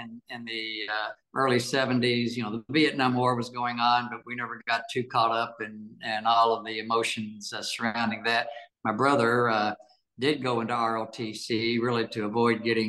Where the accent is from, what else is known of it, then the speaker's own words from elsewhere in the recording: Louisville, Kentucky, United States; moved away as an adult; also born or lived in Bowling Green, Kentucky; now in Florida, United States; I grew up in Louisville